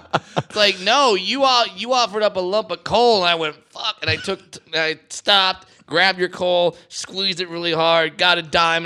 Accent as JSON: {"language": "English", "region": "Southern California", "country": "United States", "said": "I'm from Southern California, where if you don't speak Spanish, you starve"}